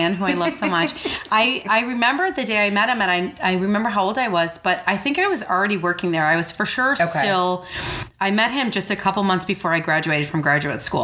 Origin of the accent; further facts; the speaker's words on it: suburbs of Chicago, Illinois, United States; accent: Chicago; moved away as an adult; So I grew up in the suburbs of Chicago in a little town called Monaca, Illinois.